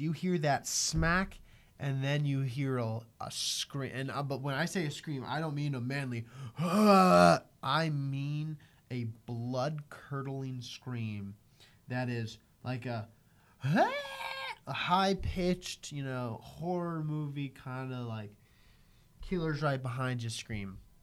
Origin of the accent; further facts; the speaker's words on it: United States; as an American